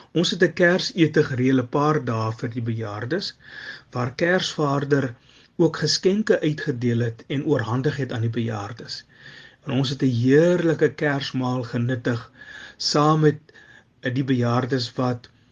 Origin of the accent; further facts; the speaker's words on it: Upington, Northern Cape, South Africa; moved away as an adult; also born or lived in Eerste River, Cape Town; now in Cape Town, South Africa; Ek is oorspronklik van Appington. Ek het hier in Kaapstad kom studeer en het éventueel hier kom wortel skiet en my hier kom vestig